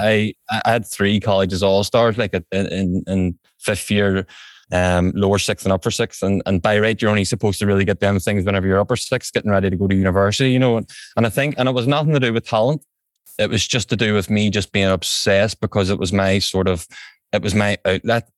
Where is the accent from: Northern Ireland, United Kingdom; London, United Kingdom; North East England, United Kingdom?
Northern Ireland, United Kingdom; Belfast; also born or lived in England; I'm from, I'm from West Belfast here in County Antrim